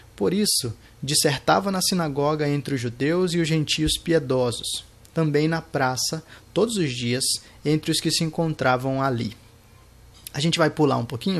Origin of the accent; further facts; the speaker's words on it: São Luís, Maranhão, Brazil; eu sou de São Luís Maranhão